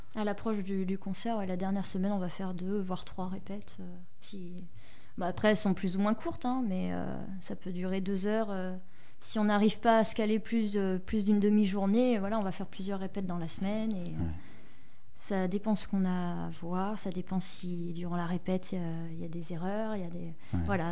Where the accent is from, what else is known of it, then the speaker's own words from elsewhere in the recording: France; je suis française